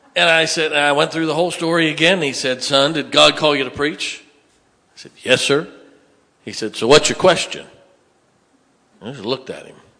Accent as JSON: {"language": "English", "town": "Canton", "region": "Ohio", "country": "United States", "tie": "born or raised there", "moved": "yes", "said": "I grew up in Northeast Ohio"}